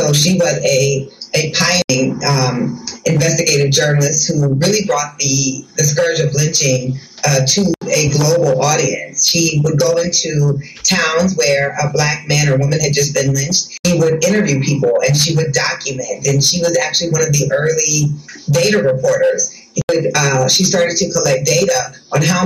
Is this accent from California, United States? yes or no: no; Iowa, United States; my home state of Iowa, where I am right now